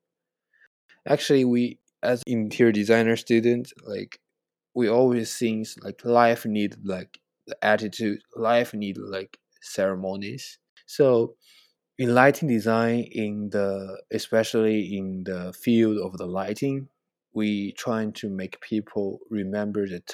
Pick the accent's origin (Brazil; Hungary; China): China; English is a second language; moved away as an adult; now in United States; I know Chinese and both Chinese and English, and I understanding because I grew up in China